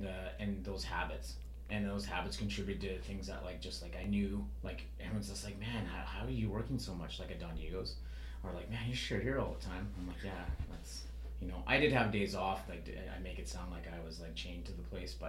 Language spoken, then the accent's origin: English; British Columbia, Canada; I wasn't born in Northern BC, but growing up in Northern BC, I seen a lot of like the rise and fall of like the, you know, logging industry, sort of the forest industry.